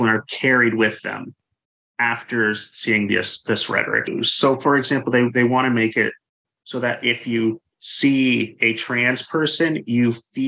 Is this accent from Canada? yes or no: yes; Canada; when I grew up in Canada